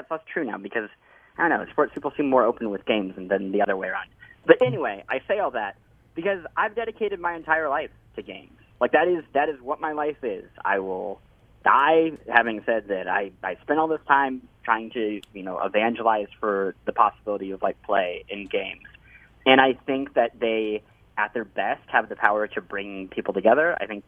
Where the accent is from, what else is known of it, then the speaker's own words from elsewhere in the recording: Midwest, United States; I was raised in the Midwest.